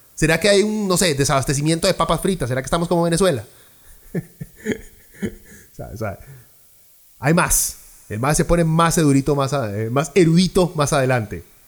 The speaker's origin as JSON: {"language": "Spanish", "region": "Lima", "country": "Peru", "tie": "born or raised there", "moved": "yes", "lives_now": "Costa Rica", "said": "yo nací en Perú, en Lima. Soy peruano, con pasaporte peruano y residencia tica. Tengo más de 25 años de vivir en este país."}